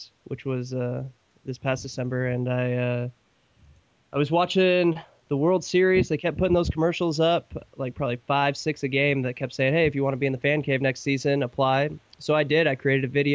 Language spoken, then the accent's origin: English; Idaho, United States; now in Michigan, United States; growing up in the Northwest